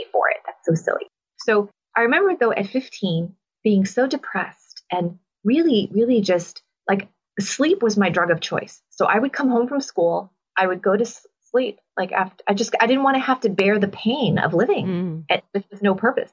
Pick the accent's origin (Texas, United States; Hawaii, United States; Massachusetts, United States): Massachusetts, United States; Boston; I'm from Boston, and I was dragged to Mass every Sunday